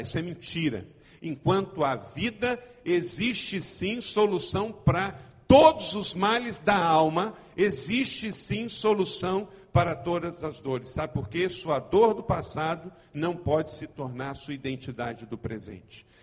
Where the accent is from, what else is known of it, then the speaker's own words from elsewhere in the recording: Macaé, Rio de Janeiro, Brazil; also born or lived in Nova Iguaçu / Ijuí, Rio Grande do Sul; Eu sou nascido aqui no estado do Rio de Janeiro. Eu não sou carioca, mas eu sou fluminense.